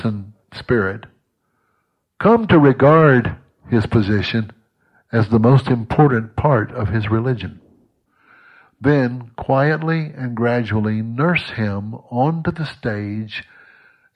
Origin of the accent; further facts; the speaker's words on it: United States; I'm an American